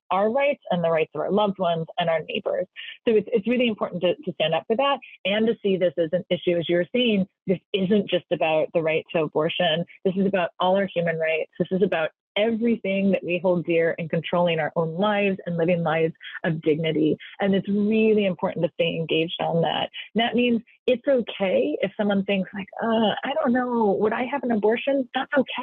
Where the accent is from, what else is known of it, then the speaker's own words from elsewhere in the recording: California, United States; now in Washington, D.C., United States; I'm from California, the great state of California. I'm here in Washington, D.C. now.